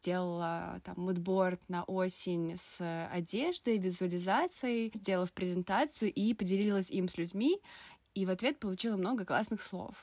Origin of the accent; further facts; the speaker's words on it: Vilnius, Vilnius County, Lithuania; moved away as an adult; also born or lived in Saint Petersburg; Я из Вильнюса сама и 18 лет переехала в Питер